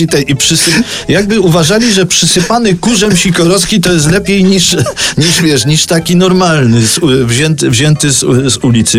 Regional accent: Kraków, Lesser Poland, Poland; to jest moje rodzinne miasto

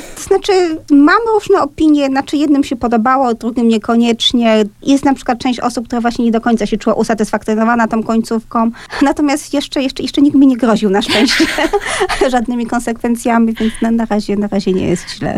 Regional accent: Silesian Voivodeship, Poland; first language Polish; Ja jestem ze śląskiej rodziny

